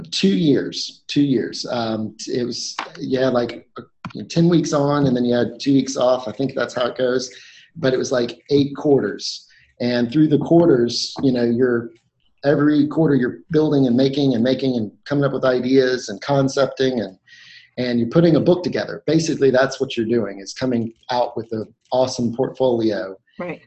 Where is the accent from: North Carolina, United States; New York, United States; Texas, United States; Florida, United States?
North Carolina, United States; I grew up in North Carolina